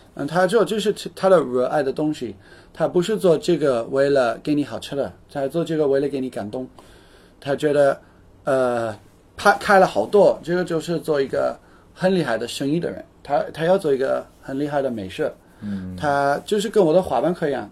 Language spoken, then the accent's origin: Chinese; United Kingdom; Chinese is a second language; now in Shanghai, China; 我是英国人